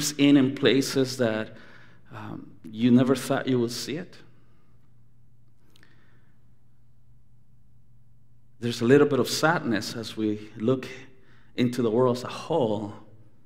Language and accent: English; Anaheim, California, United States; When I grew up in Anaheim